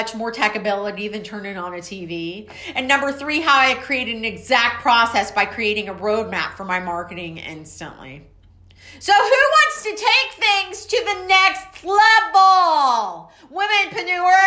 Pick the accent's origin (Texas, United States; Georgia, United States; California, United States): Texas, United States; Waco; I'm from Waco, Texas